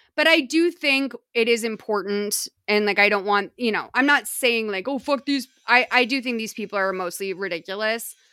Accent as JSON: {"language": "English", "town": "Lexington", "region": "Massachusetts", "country": "United States", "tie": "born or raised there", "said": "growing up in New England"}